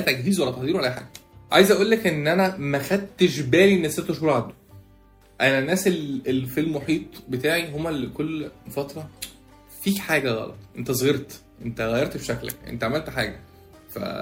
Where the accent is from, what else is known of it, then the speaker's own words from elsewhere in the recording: Egypt; احنا كمصريين